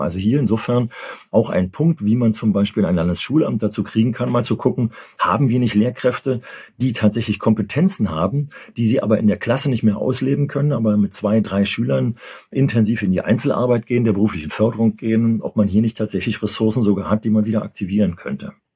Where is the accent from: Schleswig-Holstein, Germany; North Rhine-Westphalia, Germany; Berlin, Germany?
Berlin, Germany; bei uns in Berlin